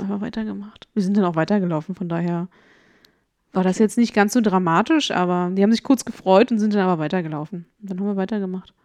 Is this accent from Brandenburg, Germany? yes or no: yes; Brandenburg an der Havel, Brandenburg, Germany; Der höchste Punkt in meiner Heimatstadt, die Friedenswarte